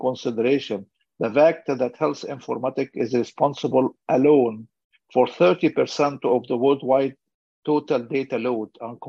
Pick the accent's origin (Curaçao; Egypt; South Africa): Egypt; my home country, Egypt, with about 105 million citizens